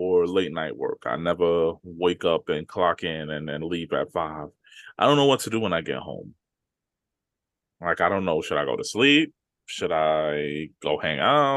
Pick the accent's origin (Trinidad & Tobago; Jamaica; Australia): Trinidad & Tobago; I'm Trinidadian